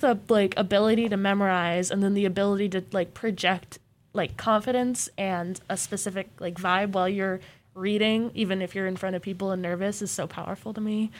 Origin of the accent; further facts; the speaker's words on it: Mesa, Arizona, United States; also born or lived in Portland; now in Corvallis, United States; I'm from Portland, but I grew up in Mesa, Arizona